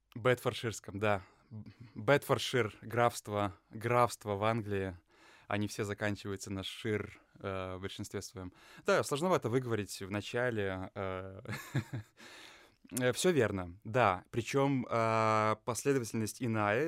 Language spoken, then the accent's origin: Russian; Lithuania; moved away as an adult; also born or lived in England / Russia; я родился и вырос в Литве